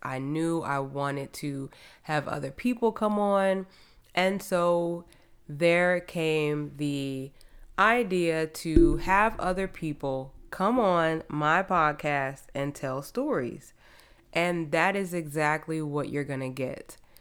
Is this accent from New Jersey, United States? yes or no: yes; New Jersey, United States; moved away as an adult; now in Houston, United States; I am originally from New Jersey. I came to Houston to run track in college